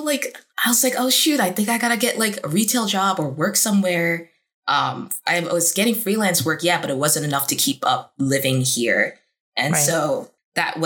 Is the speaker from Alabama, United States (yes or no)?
no; New York, United States; moved away as an adult; now in Burbank, United States; I'm coming from New York, born and raised